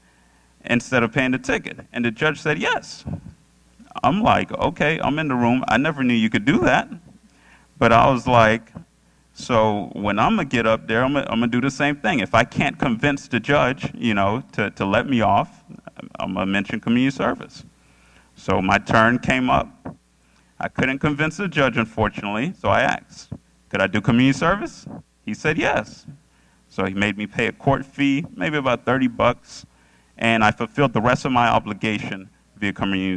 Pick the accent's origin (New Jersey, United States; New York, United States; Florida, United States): Florida, United States; Orlando; also born or lived in Boca Raton; Orlando, which is my hometown